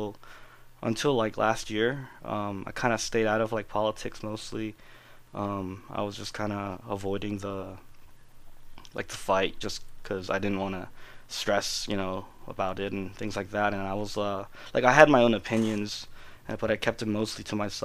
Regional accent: Falls Church, Virginia, United States; also born or lived in Incheon, South Korea / Washington, District of Columbia, United States; I moved into Falls Church, which is where I am now, and it's been my hometown for all these many years

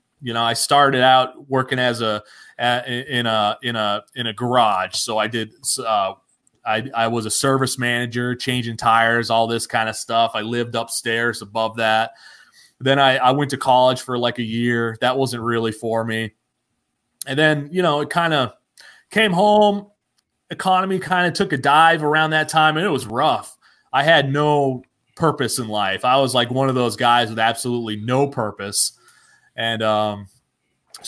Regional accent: Newport, New Hampshire, United States; now in Canton, Georgia, United States; I'm originally from Newport, New Hampshire. It's a very small town in New Hampshire, 6,000 people

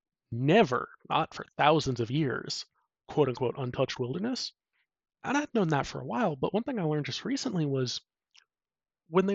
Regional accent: United States; I'm an American

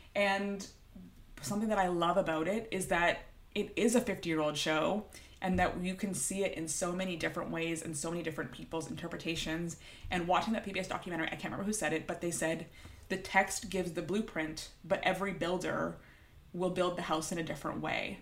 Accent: Toronto, Ontario, Canada; I'm from Toronto

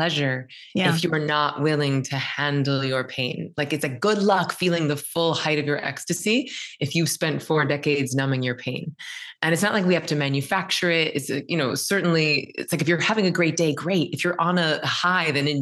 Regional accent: the South, United States; I'm from the South.

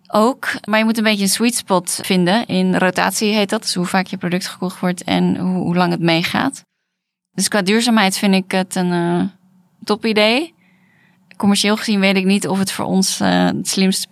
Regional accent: Netherlands; wij komen uit Nederland

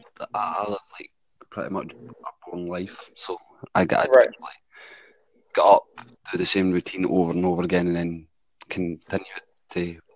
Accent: Scotland, United Kingdom; I'm from Scotland.

